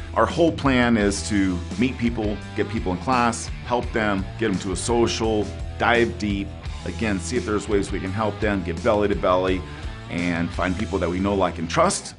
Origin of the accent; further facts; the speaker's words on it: Oakdale, California, United States; now in Colorado, United States; I live in Colorado, but I'm from California, a little tiny town in Central California that almost nobody's heard of. It's called Oakdale